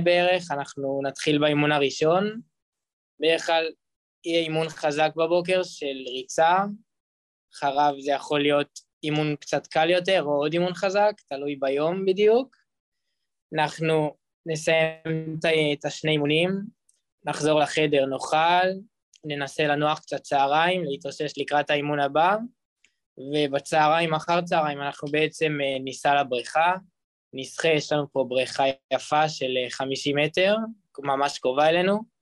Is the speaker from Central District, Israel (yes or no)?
yes; Petah Tikva, Central District, Israel; אני בארץ מפתח תקווה